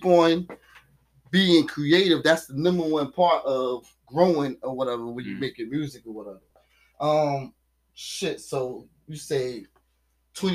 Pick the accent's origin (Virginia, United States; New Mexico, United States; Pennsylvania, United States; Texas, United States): Virginia, United States; Newtown Road, Virginia Beach area, United States; I lived on Newtown Road. I was raised on Newtown Road